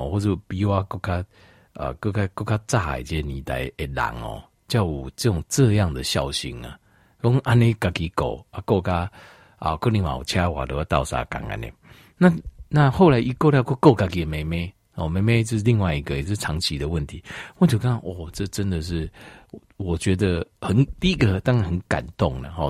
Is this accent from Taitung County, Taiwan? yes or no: no; Taipei, Taiwan; 我几个月在台北， 我是在台北长大